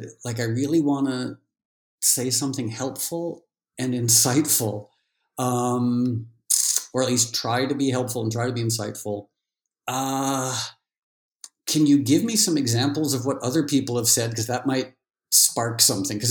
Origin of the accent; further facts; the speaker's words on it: New York City, New York, United States; also born or lived in Connecticut; when I was growing up in New York City and Connecticut